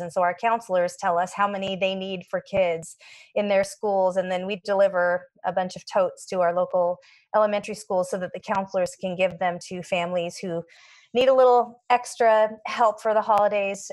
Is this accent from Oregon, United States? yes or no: yes; Portland, Oregon, United States; also born or lived in Atlanta, Georgia / Washington / Spokane, Washington; I was born in Atlanta, Georgia, but when I was 1, my family moved up to Portland, Oregon and spent uh, pretty much all my growing up years in the Pacific Northwest between Oregon and Washington.